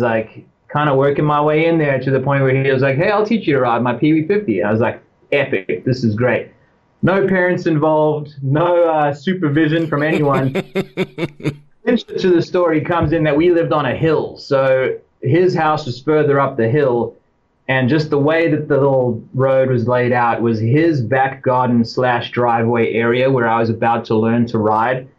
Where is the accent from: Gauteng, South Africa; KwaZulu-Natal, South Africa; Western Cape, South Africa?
KwaZulu-Natal, South Africa; Durban; accent: South African; also born or lived in Cape Town; now in United States; I was living in Cape Town when I was really young, but the most of my time was spent in Durban, which is halfway up the east coast